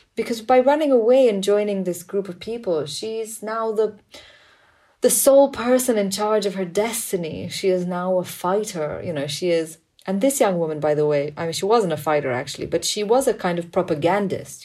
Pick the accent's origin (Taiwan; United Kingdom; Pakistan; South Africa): Pakistan; growing up in Pakistan